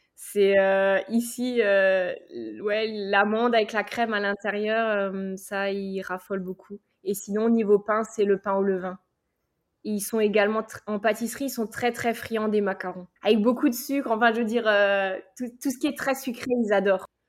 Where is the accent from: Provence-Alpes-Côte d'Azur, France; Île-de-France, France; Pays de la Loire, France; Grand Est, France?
Grand Est, France; Alsace; moved away as an adult; now in United States; Je suis alsacienne